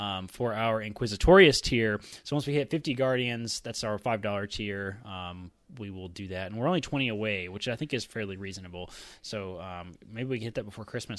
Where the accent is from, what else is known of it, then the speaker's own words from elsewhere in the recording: Georgia, United States; accent: country; I can turn my country accent on. I am from Georgia, after all.